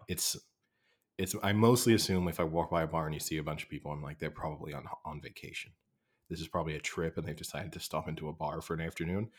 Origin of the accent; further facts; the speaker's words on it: United Kingdom; accent: English; I'm British. And particularly Americans sometimes listen to my accent and think it sounds super English